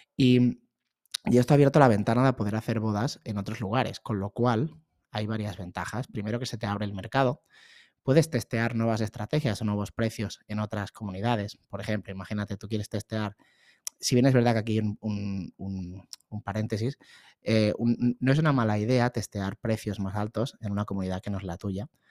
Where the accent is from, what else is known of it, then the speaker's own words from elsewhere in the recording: Barcelona, Catalonia, Spain; soy de Barcelona